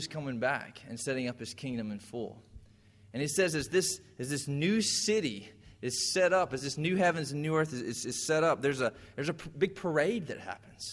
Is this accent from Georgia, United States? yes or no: yes; Irwin County, Georgia, United States; I grew up in Irwin County, and we had every year the Sweet Potato Festival